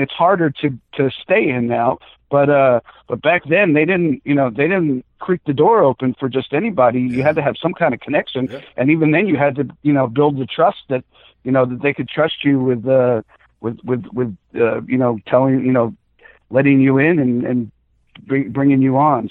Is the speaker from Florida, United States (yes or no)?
yes; South Florida, United States; born or raised there; also born or lived in Bronx, New York / Atlanta